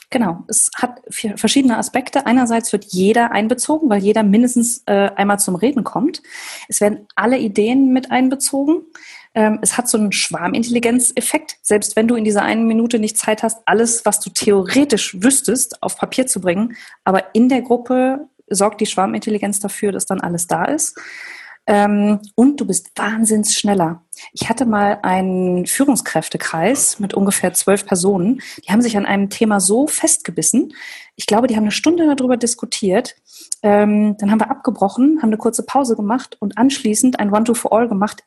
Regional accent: Germany; als Deutsche

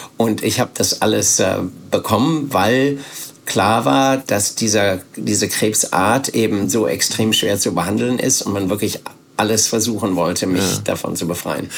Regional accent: Bielefeld, North Rhine-Westphalia, Germany; hab dann nach dem Abitur Zivildienst gemacht bei uns in Bielefeld

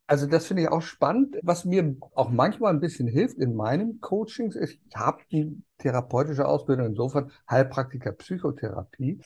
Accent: Berlin, Germany; moved away; Wir kommen ja aus Berlin. Da bin ich geboren. berlin buko Berlin-West

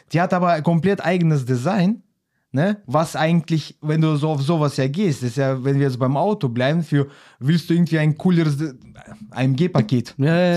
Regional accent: Xanten, North Rhine-Westphalia, Germany; wir kommen aus Xanten

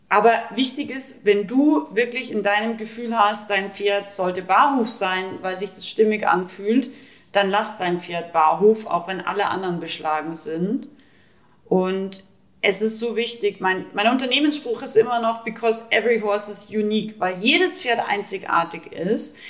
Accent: Rauris, Salzburg, Austria; Ich komme aus Österreich, ich bin aus dem Pinzgau. ich komme aus dem wildesten Alpendorf ungefähr, Rauris

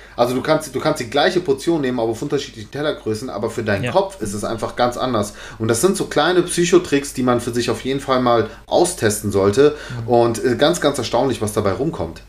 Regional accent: Giessen, Hesse, Germany; hier in Gießen hat's jetzt auch so, weil es ist halt meine Heimatstadt so

